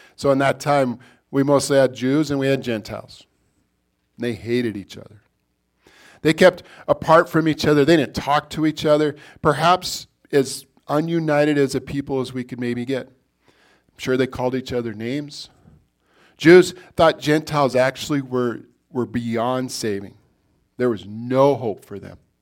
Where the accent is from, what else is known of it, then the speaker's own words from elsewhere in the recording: Billings, Montana, United States; I was born in Billings, Montana